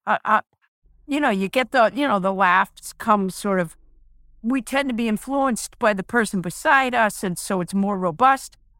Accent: New England, United States; I'm from New England

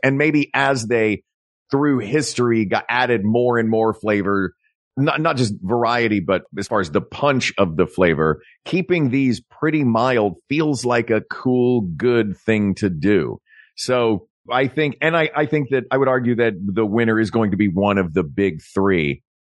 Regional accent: East Tennessee, United States; I grew up in East Tennessee

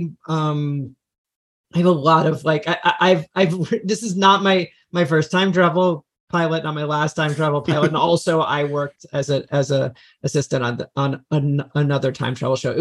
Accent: Freehold, New Jersey, United States; moved away as an adult; now in Los Angeles, United States; I'm from New Jersey. I'm from Central New Jersey, Freehold, New Jersey.

